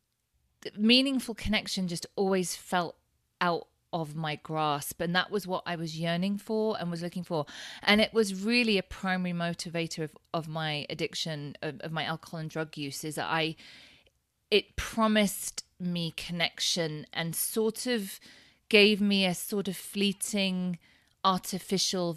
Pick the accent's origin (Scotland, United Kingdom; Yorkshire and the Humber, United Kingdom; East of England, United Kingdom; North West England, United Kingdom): East of England, United Kingdom; Thetford; moved away as an adult; also born or lived in Cambridge; now in Lake Tahoe, United States; we grew up in Thetford in Norfolk in low income housing